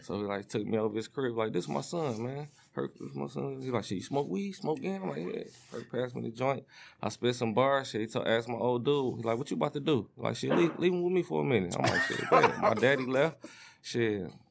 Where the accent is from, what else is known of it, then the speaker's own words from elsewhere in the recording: Detroit, Michigan, United States; I'm from the east, I was raised on the east side